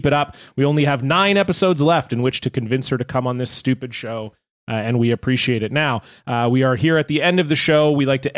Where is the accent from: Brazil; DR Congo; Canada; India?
Canada; Toronto, Ontario; now in Vancouver, Canada; I was born in Ontario